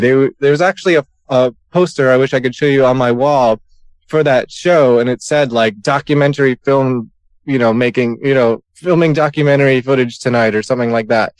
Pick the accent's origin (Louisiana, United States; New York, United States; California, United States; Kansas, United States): New York, United States; I'm from New York